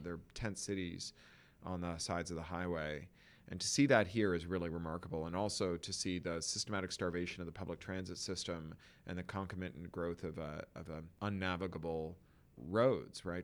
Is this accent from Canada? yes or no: yes; Toronto, Ontario, Canada; moved away as an adult; now in Los Angeles, United States; an expatriate of a city that you grew up in until your twenties